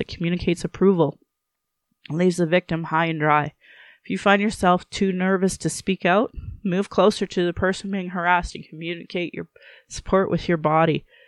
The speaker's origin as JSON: {"language": "English", "town": "Sylvan Lake", "region": "Alberta", "country": "Canada", "tie": "born or raised there", "lives_now": "Calgary, Canada", "said": "growing up in Sylvan Lake"}